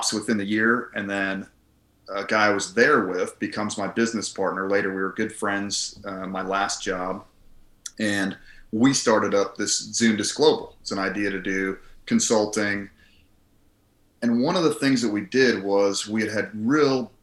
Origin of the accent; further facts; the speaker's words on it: Colorado, United States; also born or lived in Philadelphia, Pennsylvania / Harrisburg, Pennsylvania; I grew up mostly in Colorado. Junior high and high school is Colorado